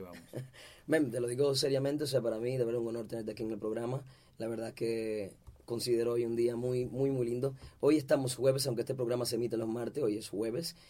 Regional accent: Dominican Republic; mi tierra hermosa, la República Dominicana

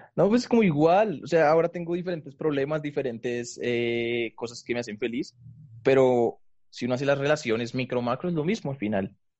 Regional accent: Bogotá, Colombia; Soy de Colombia

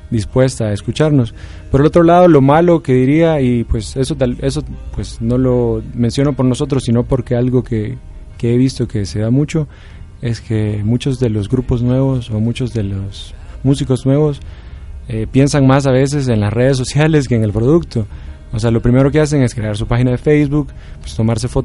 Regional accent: El Salvador; Eh, por ejemplo, yo que soy del Salvador, se me hace muy fácil compartirla a muchas de las personas

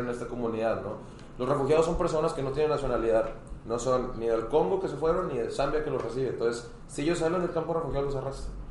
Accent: Hermosillo, Sonora, Mexico; moved away as an adult; now in Monterrey, Mexico; yo soy de Hermosillo, Sonora. Este, yo me vine por acá, para Monterrey, hace cuatro años casi.

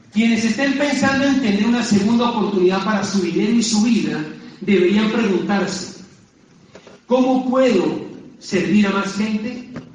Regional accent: Popayán, Cauca, Colombia; moved away as an adult; also born or lived in Bogotá; mi ciudad natal de Popayán

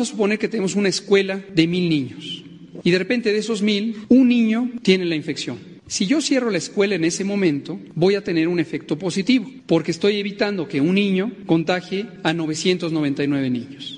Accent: Venezuela; el desastre en mi país

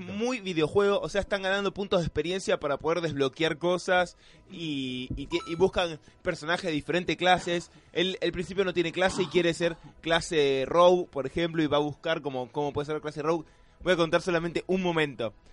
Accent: Argentina; los argentinos cuando vemos algo así medio raro

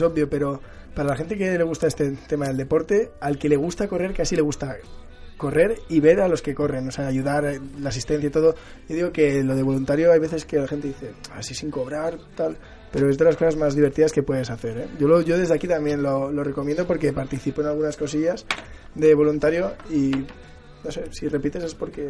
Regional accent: Barcelona, Catalonia, Spain; yo que soy de Barcelona

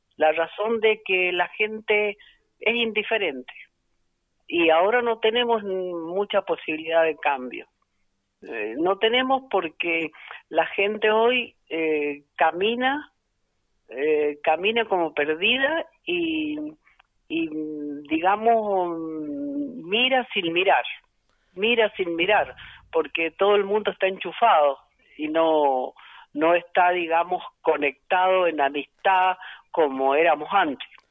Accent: Agrelo, Mendoza, Argentina; soy de la zona rural, soy de Agrelo

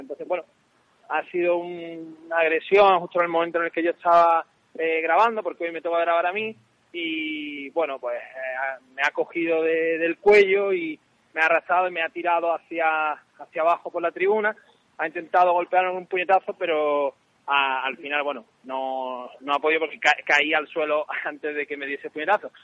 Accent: Málaga, Andalusia, Spain; yo soy malagueño

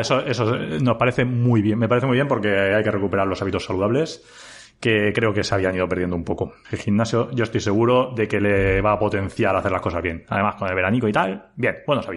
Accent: Elda, Valencian Community, Spain; que soy de Elda, y que trabajo en IBI

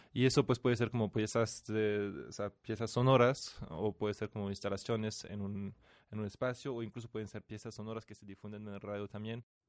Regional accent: France; moved away as an adult; now in Mexico; soy de origen francés, o sea, nací en Francia y vivo en México desde hace unos años

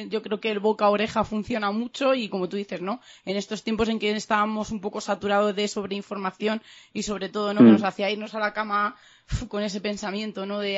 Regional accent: Madrid, Community of Madrid, Spain; now in Cuenca, Spain; nosotros llevamos eh, en Cuenca unos tres años, nosotros venimos de Madrid, de Vallecas

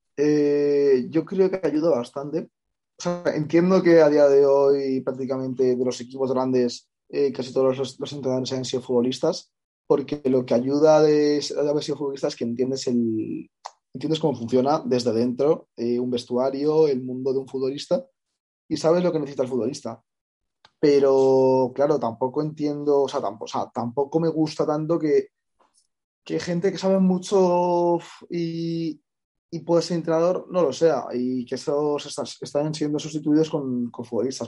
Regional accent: Madrid, Community of Madrid, Spain; soy de Madrid

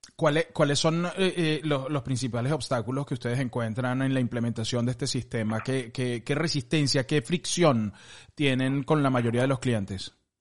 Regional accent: Venezuela; nosotros que somos venezolanos

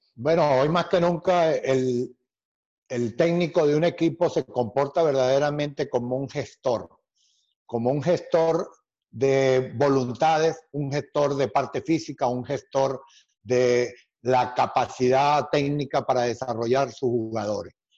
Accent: Venezuela; Cuando yo llegué a la selección de Venezuela, mi país, Venezuela

